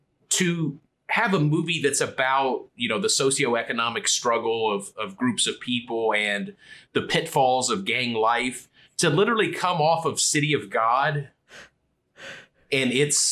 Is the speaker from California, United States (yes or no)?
no; Kentucky, United States; I grew up in Kentucky. I've only been to Puerto Rico twice.